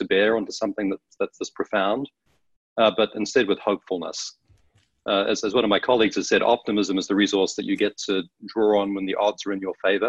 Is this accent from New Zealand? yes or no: yes; New Zealand; moved away as an adult; now in Washington, D.C., United States; I grew up in New Zealand, found my way to the States later in life